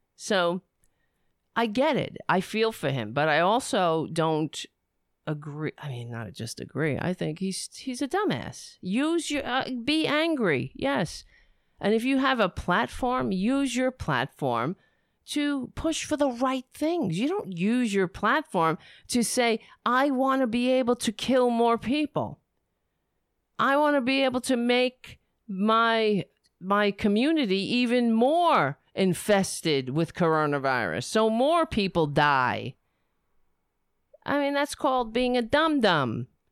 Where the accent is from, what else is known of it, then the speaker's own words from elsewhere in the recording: United States; as an, as an American